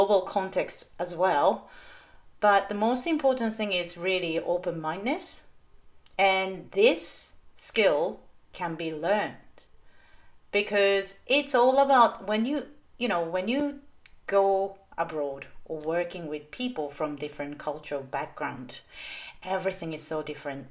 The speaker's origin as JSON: {"language": "English", "region": "Tokyo", "country": "Japan", "also_born_or_lived": "Taiwan / Thailand / United States / London, United Kingdom", "second_language": "English", "moved": "as an adult", "lives_now": "Brisbane, Australia", "said": "I am originally from Tokyo, Japan."}